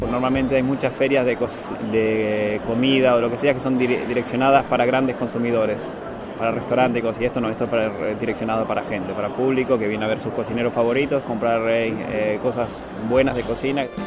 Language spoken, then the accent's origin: Spanish; Argentina; now in Germany; Soy argentino